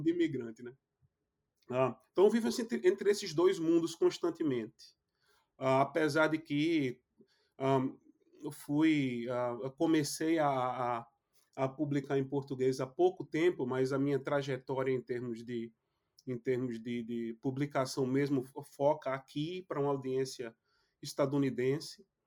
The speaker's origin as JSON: {"language": "Portuguese", "country": "Brazil", "moved": "yes", "lives_now": "United States", "said": "eu aprendi um pouquinho de inglês aqui e desaprendi um pouquinho de português"}